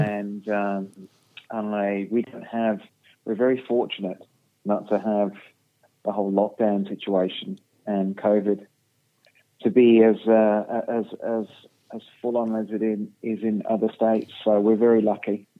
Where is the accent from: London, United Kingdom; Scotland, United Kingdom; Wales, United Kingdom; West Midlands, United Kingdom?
West Midlands, United Kingdom; Birmingham; I was born in Birmingham, in England